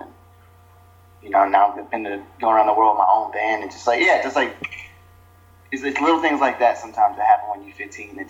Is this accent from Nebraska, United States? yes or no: no; Boston, Massachusetts, United States; born there; I guess I was born in Boston, so I guess I don't really count that. It was like a few months of my life